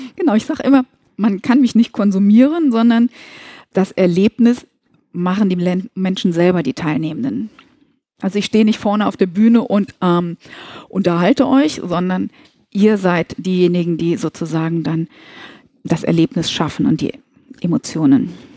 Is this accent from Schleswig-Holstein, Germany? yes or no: no; Kassel, Hesse, Germany; now in Koblenz, Germany; lebe im lustigen Rheinland in Koblenz, und ich glaube, der Frohsinn, der ist schon immer in meinem Gemüt, obwohl ich gebürtig aus Nordhessen komme, aus Kassel.